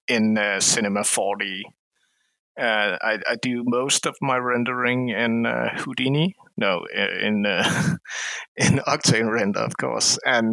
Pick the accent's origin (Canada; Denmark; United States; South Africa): Denmark; I'm from Denmark